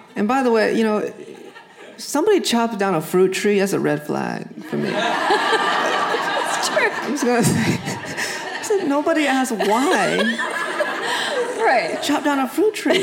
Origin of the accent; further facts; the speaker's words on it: New England, United States; I grew up in New England